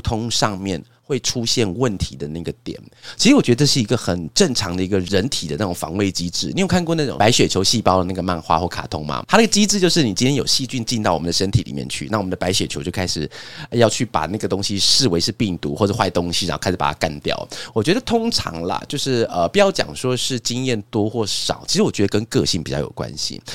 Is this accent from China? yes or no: no; Taiwan; 我们台湾人有一种是一个叫见面三分情